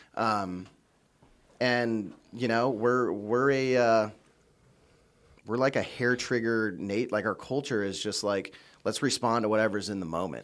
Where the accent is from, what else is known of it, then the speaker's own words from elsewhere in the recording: United States; being an American living in the United States